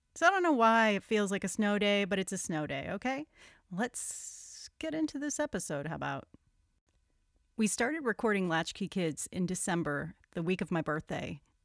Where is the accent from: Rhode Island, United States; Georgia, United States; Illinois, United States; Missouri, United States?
Rhode Island, United States; now in New York, United States; I'm from Rhode Island. I've now oh. lived in New York longer than I lived in Rhode Island.